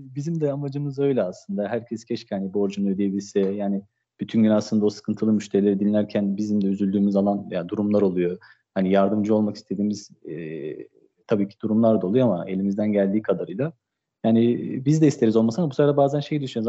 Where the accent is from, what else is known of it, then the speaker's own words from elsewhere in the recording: Istanbul, Turkey; 1988 İstanbul doğumluyum